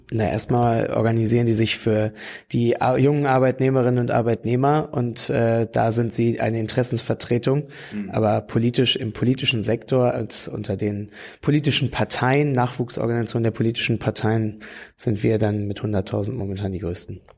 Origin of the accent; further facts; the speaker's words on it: Barsinghausen, Lower Saxony, Germany; also born or lived in New Zealand; komme aus Barsinghausen, das liegt im Umland von Hannover, ungefähr so eine 25 Minuten, eine halbe Stunde vor Hannover und äh, bin da groß geworden